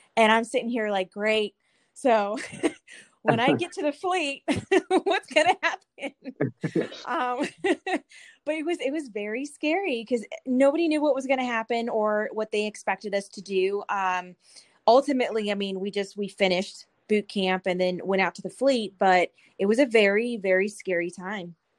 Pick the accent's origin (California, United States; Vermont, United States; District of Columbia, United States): California, United States; moved away as an adult; now in Killeen, United States; I'm from California